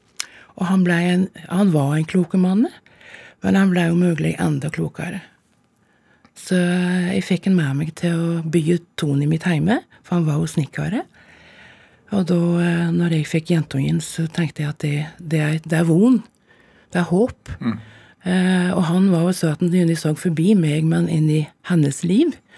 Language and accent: Norwegian; Telemark, Norway; moved away